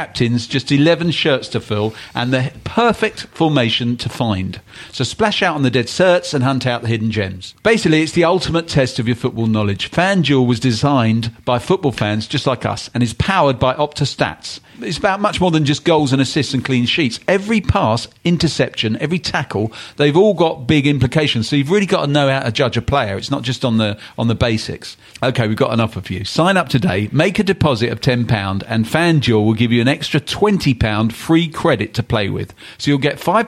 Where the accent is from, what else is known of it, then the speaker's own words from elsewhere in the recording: London, United Kingdom; I grew up in West London